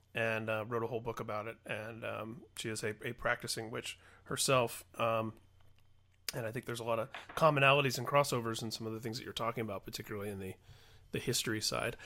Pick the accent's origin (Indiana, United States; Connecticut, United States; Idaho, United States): Indiana, United States; I grew up in Indiana myself